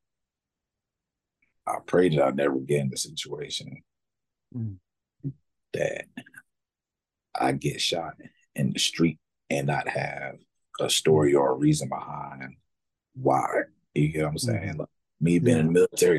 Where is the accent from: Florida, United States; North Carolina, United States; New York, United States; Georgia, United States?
North Carolina, United States; Raleigh; Raleigh, my hometown